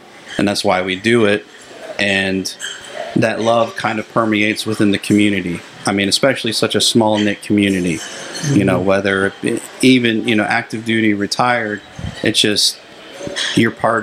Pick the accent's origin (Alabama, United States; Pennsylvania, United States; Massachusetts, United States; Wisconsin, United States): Pennsylvania, United States; moved away as an adult; I'm originally from Pennsylvania